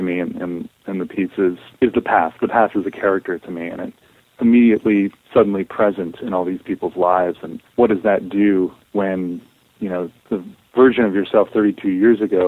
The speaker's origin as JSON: {"language": "English", "region": "Northeast", "country": "United States", "tie": "born or raised there", "said": "I grew up in the Northeast"}